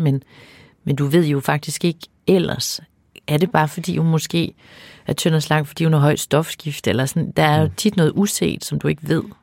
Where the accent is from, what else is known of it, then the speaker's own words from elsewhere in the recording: Denmark; jeg jo også jyde